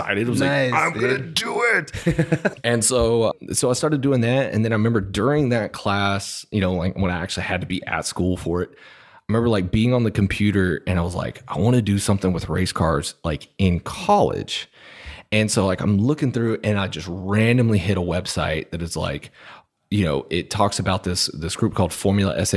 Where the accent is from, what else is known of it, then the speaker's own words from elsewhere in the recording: Dallas-Fort Worth area, Texas, United States; I grew up in the Dallas-Fort Worth area